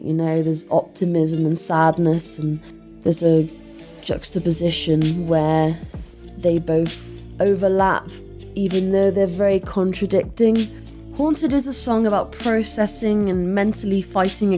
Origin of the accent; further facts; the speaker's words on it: Hereford, West Midlands, United Kingdom; now in Bristol, United Kingdom; I'm originally from Hereford